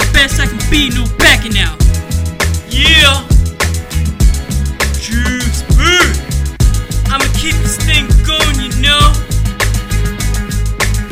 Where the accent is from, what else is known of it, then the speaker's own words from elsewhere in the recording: Great Falls, Virginia, United States; Great Falls, Virginia, my hometown